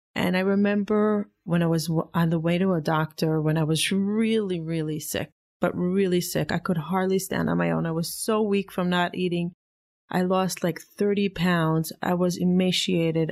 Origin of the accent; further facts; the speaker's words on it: Israel; now in United States; I grew up in Israel